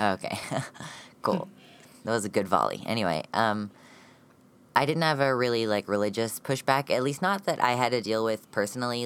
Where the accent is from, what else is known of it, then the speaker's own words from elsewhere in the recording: United States; an American transmasculine, non binary, genderqueer person.